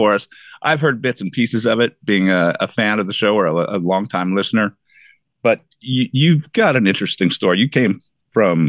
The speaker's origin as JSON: {"language": "English", "area": "near Stratford", "region": "southwestern Ontario", "country": "Canada", "tie": "born or raised there", "said": "between my hometown and Lake Huron, the beach, Stratford was kind of a halfway point"}